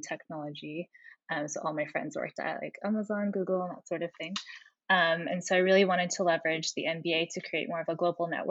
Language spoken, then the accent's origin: English; California, United States; accent: American; moved away as an adult; also born or lived in Fontainebleau / Abu Dhabi / Singapore; I'm American. You can tell from my accent. Born in California, went to university there at Berkeley